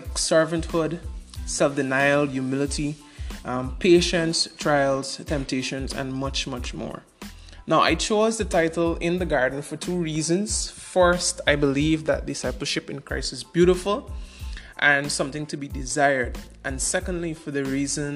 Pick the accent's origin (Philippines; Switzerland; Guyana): Guyana; Georgetown, Demerara-Mahaica; I was born in Georgetown, Guyana